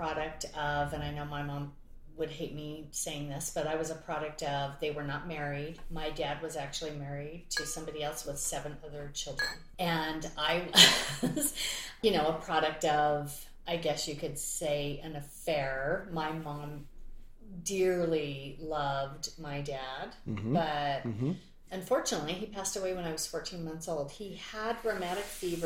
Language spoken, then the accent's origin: English; Utah, United States; I grew up in Utah